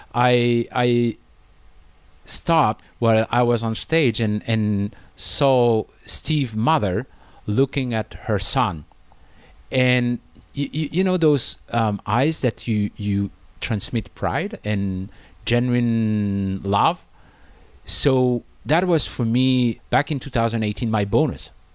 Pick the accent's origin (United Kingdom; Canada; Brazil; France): France; moved away as an adult; now in China; in France, uh, my home country